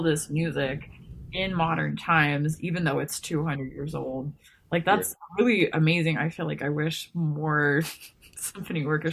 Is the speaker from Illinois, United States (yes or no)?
no; Houston, Texas, United States; now in Montana, United States; I was born in Houston